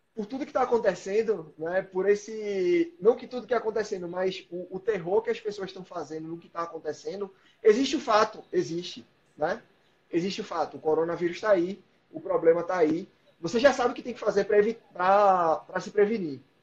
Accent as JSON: {"language": "Portuguese", "town": "Recife", "region": "Pernambuco", "country": "Brazil", "moved": "yes", "said": "Eu sou de Recife"}